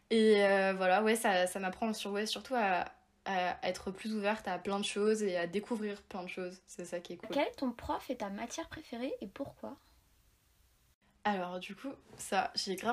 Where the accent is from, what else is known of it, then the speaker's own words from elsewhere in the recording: Provence-Alpes-Côte d'Azur, France; bah moi, du coup, donc je viens de Provence, Provence